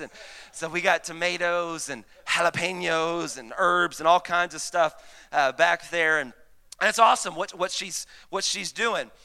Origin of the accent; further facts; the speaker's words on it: Mesquite, Texas, United States; I grew up in Mesquite, uh, Texas